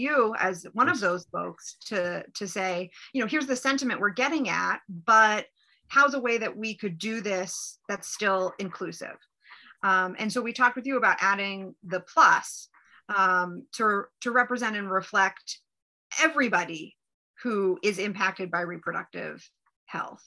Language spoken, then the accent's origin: English; Ohio, United States; I'm from Ohio. We have flags and we are the heartland of America